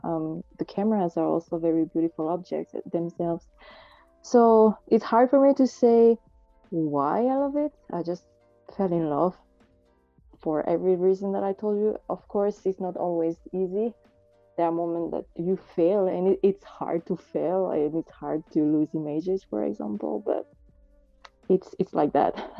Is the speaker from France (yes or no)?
yes; France; also born or lived in Marseille; I was born in France I'm actually living in, in Marseille